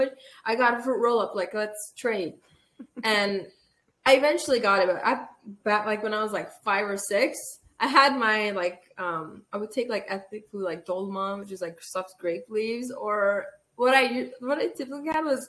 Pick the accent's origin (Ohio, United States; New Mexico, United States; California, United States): California, United States; Los Angeles; first language Armenian; English is a second language; I was born in Los Angeles at Glendale Adventist Hospital.